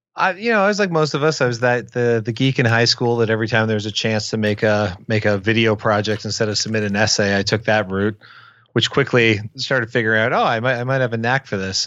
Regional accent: Windsor, Ontario, Canada; I grew up in Windsor, Ontario, Canada, which, for point of reference, is across the river from Detroit, Michigan.

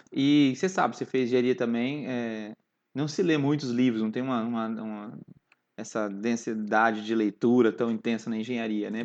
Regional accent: Londrina, Paraná, Brazil; nasci na presbiteriana independente, aqui em Londrina mesmo

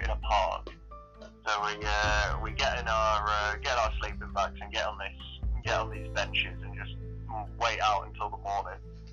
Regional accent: Tadcaster, Yorkshire and the Humber, United Kingdom; also born or lived in Oxford; I was born in Oxford. Lived there for 3 years and then moved to Tadcaster.

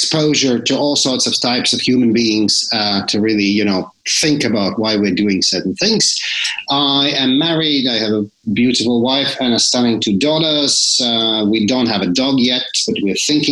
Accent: Latvia; So I come from Latvia. So that's where I was born.

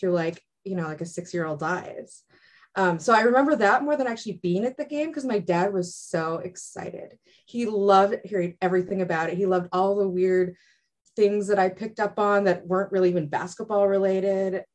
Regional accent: Eugene, Oregon, United States; I grew up in Eugene.

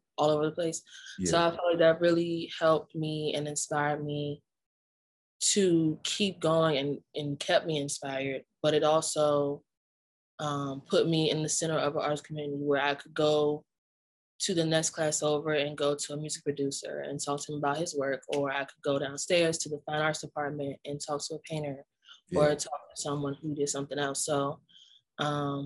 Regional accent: Prince George's County, Maryland, United States; I'm from Prince George's County, Maryland.

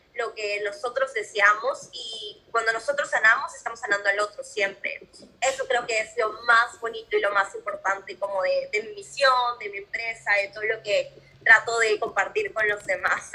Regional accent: Peru; moved away as an adult; yo soy de Perú

